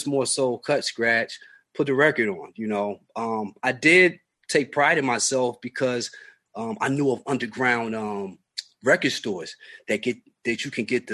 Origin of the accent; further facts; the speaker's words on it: Buffalo, New York, United States; growing up in Buffalo